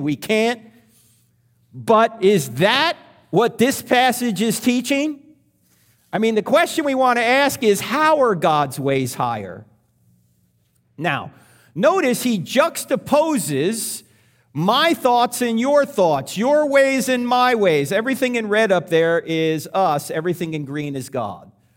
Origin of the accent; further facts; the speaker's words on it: New Jersey, United States; I was brought up in New Jersey, so I was Catholic